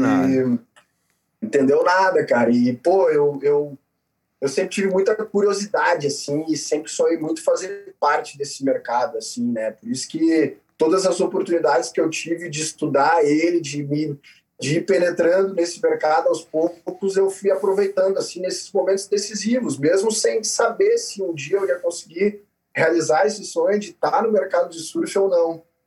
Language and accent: Portuguese; Rio Grande do Sul, Brazil; also born or lived in Petrópolis, Rio de Janeiro / Florianópolis, Santa Catarina; com 10 anos, a minha mãe, que é gaúcha, a gente acabou indo para o Rio Grande do Sul